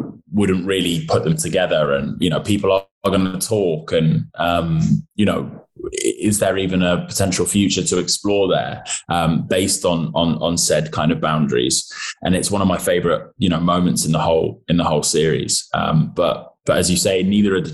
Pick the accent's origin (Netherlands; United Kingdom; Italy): United Kingdom; as a British actor